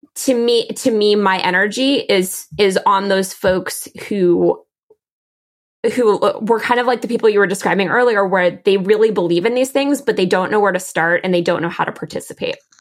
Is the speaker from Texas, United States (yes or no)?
no; D.C., Maryland suburbs of Washington, United States; I grew up in the Washington, D C area. I grew up in the Maryland suburbs of D C